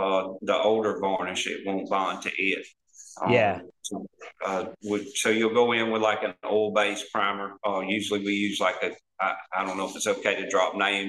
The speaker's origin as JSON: {"language": "English", "region": "South Alabama", "country": "United States", "said": "We're from Alabama, South Alabama."}